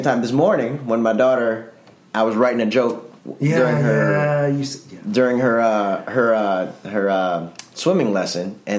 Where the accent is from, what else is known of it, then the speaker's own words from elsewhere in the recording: Chicago, Illinois, United States; I grew up in Chicago